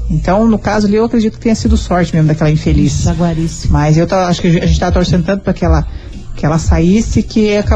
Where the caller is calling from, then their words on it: Campo Magro, Paraná, Brazil; Eu sou de Campo